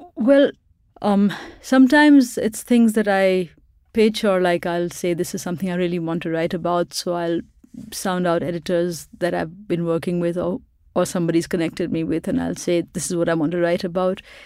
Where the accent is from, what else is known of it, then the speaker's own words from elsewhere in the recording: Pakistan; moved away as an adult; now in Boston, United States; I grew up in Pakistan where we had a lot of military dictatorships